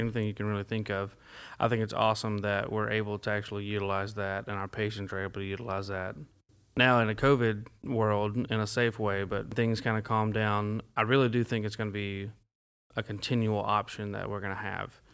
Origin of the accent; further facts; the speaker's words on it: Dyersburg, Tennessee, United States; now in Jackson County, United States; I'm from Dyersburg. I live in Jackson County. I'm from Dyersburg